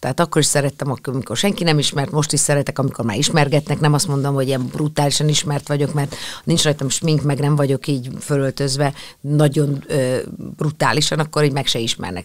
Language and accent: Hungarian; Hungary; itt, itt születtem, itt vannak a, a, a barátok, itt van a, az összes olyan gyerekkori élmény